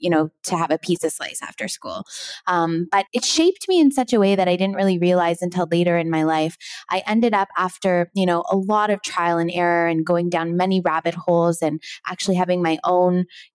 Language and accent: English; Toronto, Ontario, Canada; I grew up in Toronto